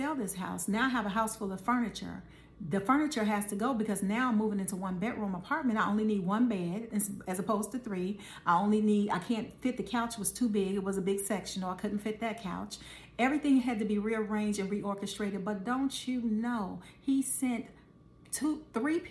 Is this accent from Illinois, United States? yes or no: yes; Chicago, Illinois, United States; we're from Chicago